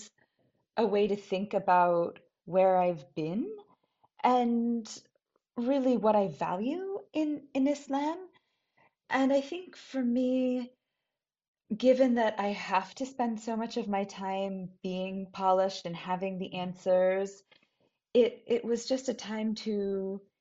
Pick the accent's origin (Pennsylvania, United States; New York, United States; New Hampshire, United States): New Hampshire, United States; Brookline; I'm from Brookline, New Hampshire.